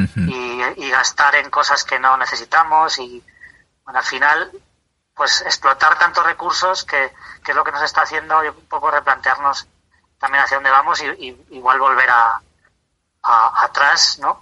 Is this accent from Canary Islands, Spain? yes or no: no; Tarancón, Castilla-La Mancha, Spain; soy de Tarancón, de Cuenca